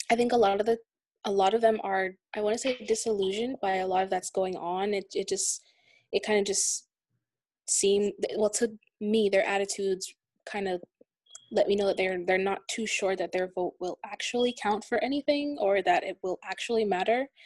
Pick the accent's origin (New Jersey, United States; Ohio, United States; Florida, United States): New Jersey, United States; I'm a student at Full Sail University. I'm from New Jersey.